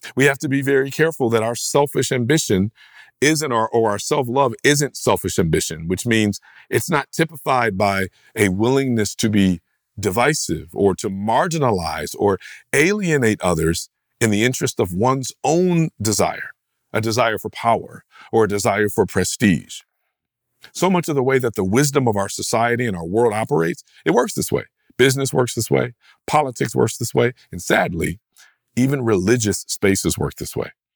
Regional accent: United States; American, rugged, individualist Christians

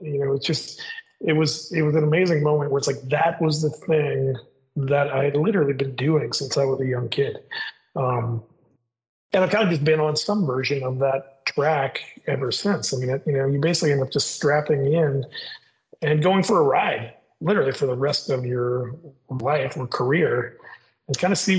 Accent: Midwest, United States; But I grew up in the Midwest.

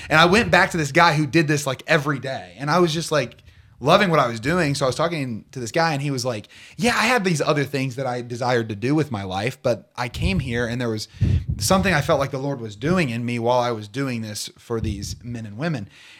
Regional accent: Portsmouth, Ohio, United States; I am from Portsmouth, Ohio, born and raised.

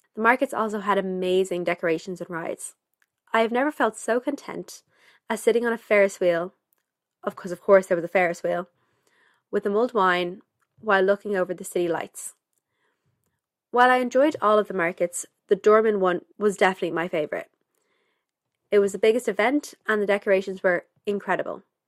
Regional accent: Dublin, Leinster, Ireland; also born or lived in Germany; I'm from Dublin, Ireland

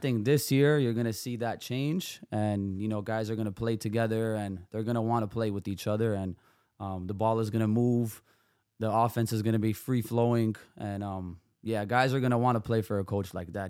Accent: Toronto, Ontario, Canada; also born or lived in Serbia; I grew up in Toronto. I was born in Serbia.

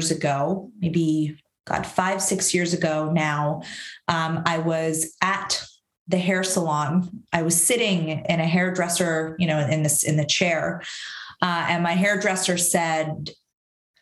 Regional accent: Syria; also born or lived in Canada; now in France; I was born in Syria. I immigrated to Canada

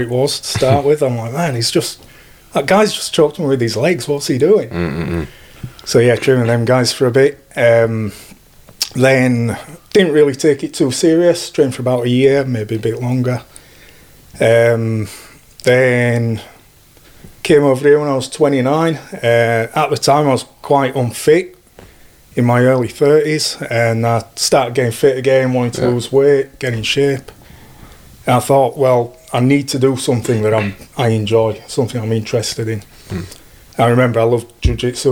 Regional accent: Yorkshire and the Humber, United Kingdom; moved away as an adult; now in Australia; originally from Yorkshire in England. I moved over here when I was 29

